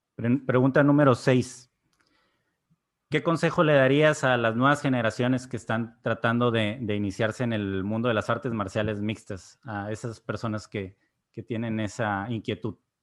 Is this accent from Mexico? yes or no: yes; Mexico; Soy mexicano